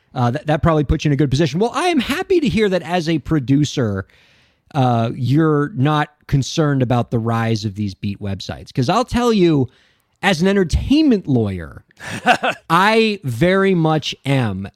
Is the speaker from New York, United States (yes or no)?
no; Miami, Florida, United States; a fellow Miamian